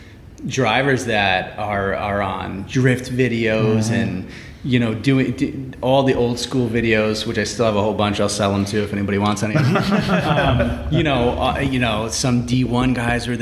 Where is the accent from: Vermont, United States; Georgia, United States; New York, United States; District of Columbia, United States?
New York, United States; now in California, United States; I grew up in New York